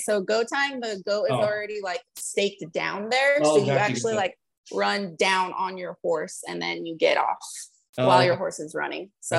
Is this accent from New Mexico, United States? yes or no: yes; Los Lunas, New Mexico, United States; Actually, I'm from Albuquerque, New Mexico.